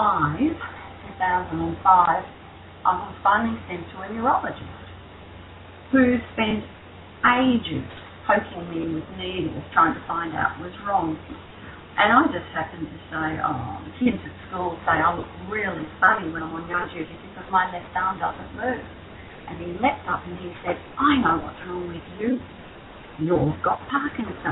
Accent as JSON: {"language": "English", "region": "Victoria", "country": "Australia", "said": "I'm an Aussie"}